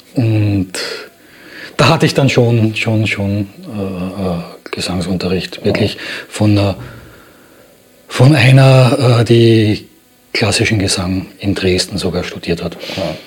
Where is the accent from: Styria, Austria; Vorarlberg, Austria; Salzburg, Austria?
Styria, Austria; Graz; now in Berlin, Germany; in Graz, in meiner Geburtsstadt